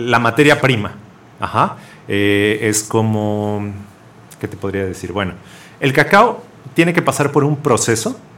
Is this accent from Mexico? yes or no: yes; Mexico; es una parte muy importante de, nuestra cultura, ¿no? Como mexicanos.